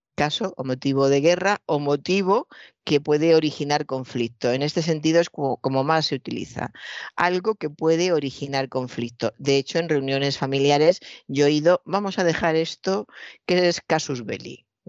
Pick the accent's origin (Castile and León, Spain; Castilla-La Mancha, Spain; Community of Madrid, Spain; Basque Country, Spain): Castilla-La Mancha, Spain; Toledo; soy de Toledo, he visto durante toda mi infancia y mi juventud un maravilloso cuadro del Greco